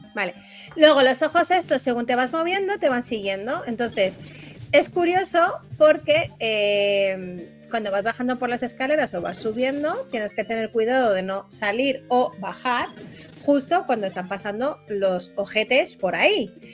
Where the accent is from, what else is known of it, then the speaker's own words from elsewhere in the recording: Spain; como buena española